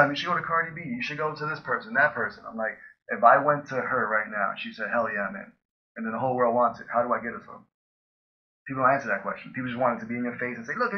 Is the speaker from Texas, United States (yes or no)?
no; New York, United States; I came from Harlem